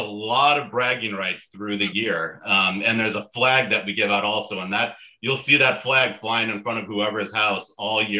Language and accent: English; North Shore of Chicago, Illinois, United States; also born or lived in Lake Bluff; Grew up in the North Shore of Chicago